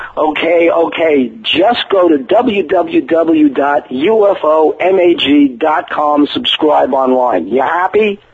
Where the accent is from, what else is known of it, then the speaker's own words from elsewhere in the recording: New York City, New York, United States; I grew up, going to the nightclubs and partying out in Manhattan